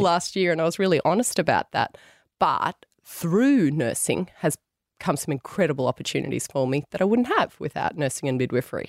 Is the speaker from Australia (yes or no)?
yes; Tamworth, New South Wales, Australia; also born or lived in Sydney; I grew up in Tamworth went away to Sydney. Never thought I'd go back to Tamworth